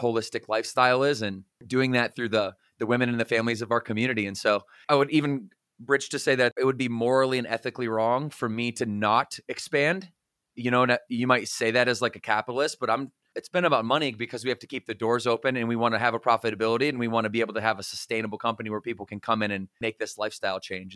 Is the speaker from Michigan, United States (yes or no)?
yes; Battle Creek, Michigan, United States; moved away as an adult; also born or lived in Southwest Florida; now in Charlotte, United States; we're from Battle Creek, Michigan, where we were born and raised together